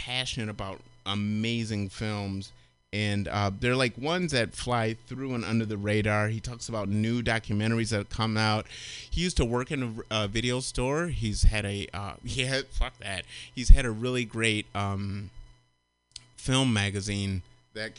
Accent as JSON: {"language": "English", "region": "Michigan", "country": "United States", "tie": "born or raised there", "said": "Growing up in Michigan"}